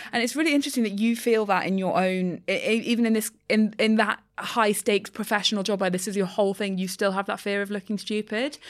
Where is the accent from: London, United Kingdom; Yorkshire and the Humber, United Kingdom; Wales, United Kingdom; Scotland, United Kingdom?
London, United Kingdom; I'm a Londoner